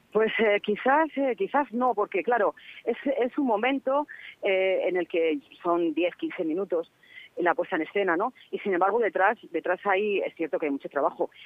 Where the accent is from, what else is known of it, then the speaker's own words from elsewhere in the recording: Castile and León, Spain; soy de Castilla y León